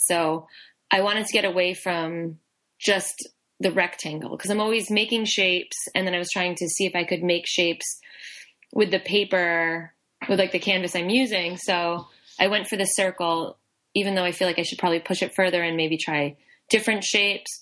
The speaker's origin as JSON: {"language": "English", "town": "New Bedford", "region": "Massachusetts", "country": "United States", "moved": "as an adult", "lives_now": "Boston, United States", "said": "I'm originally from New Bedford"}